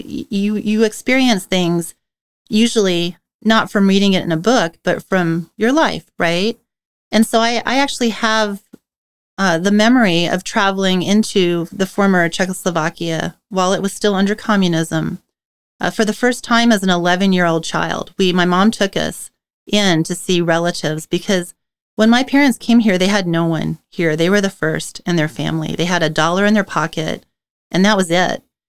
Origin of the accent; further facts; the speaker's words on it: the Northwest, Pacific Northwest, United States; I was born here in the Northwest to parents who fled from communism